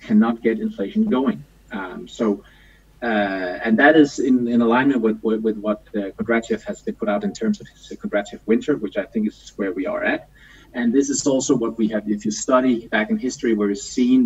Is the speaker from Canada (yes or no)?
no; Denmark; now in Copenhagen, Denmark; I'm from Copenhagen. I'm always from Denmark, but I've lived in Copenhagen for the last 26 or so years